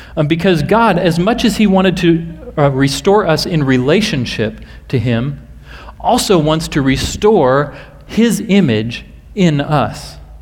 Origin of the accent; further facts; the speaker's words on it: Nebraska, United States; I happen to be from Nebraska myself